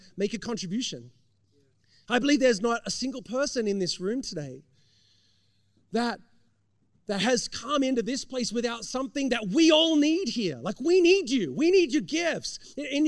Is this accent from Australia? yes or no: yes; Australia; now in United States; growing up in Australia